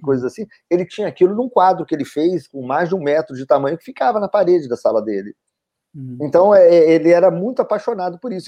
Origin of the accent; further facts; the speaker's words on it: Cachoeiro de Itapemirim, Espírito Santo, Brazil; nasci em Cachoeira de Itapemirim. morei sempre aqui, não, mas é, a maior parte da minha vida